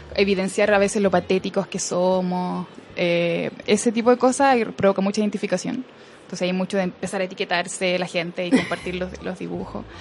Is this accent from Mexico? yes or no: no; southern Chile, Chile; moved away